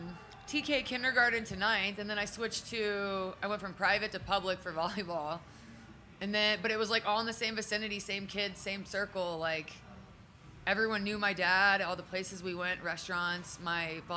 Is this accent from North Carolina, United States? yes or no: yes; Charlotte, North Carolina, United States; I grew up in Charlotte, North Carolina